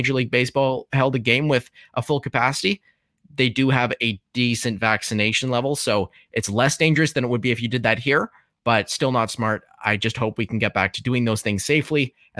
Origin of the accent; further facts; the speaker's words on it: Vancouver, British Columbia, Canada; moved away as an adult; now in Toronto, Canada; I guess I'm 20. I go to Ryerson University in Toronto. I grew up in Vancouver and then headed out east for school.